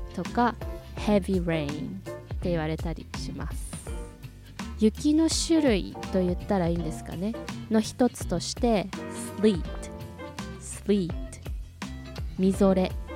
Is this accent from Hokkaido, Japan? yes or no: yes; Hokkaido, Japan; 私は出身が北海道